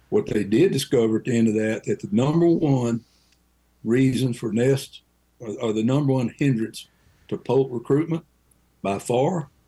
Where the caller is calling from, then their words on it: Brookville, Ohio, United States; from Brookville, Ohio.